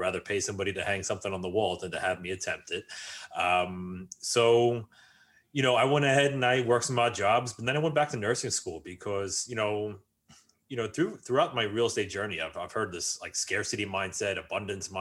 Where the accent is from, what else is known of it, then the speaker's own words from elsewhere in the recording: New York, United States; I grew up just outside of New York City